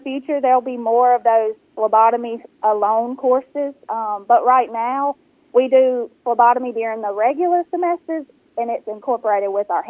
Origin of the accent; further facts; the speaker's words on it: Senatobia, Mississippi, United States; I am from Senatobia, born and raised right here